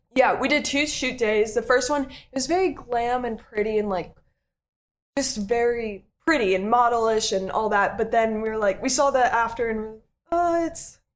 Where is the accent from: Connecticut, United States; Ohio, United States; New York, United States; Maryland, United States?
Connecticut, United States; moved away; my hometown friends, I was out with them mm-hmm. in Connecticut